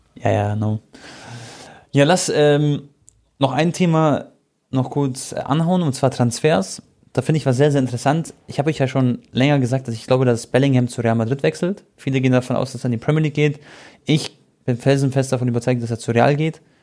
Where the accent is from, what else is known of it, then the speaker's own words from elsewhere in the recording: Croatia; ich bin ja Kroate